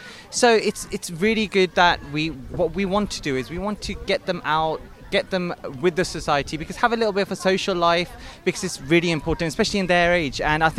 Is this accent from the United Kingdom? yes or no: yes; St Albans, East of England, United Kingdom; I'm born and bred in St. Albans, lived here all my life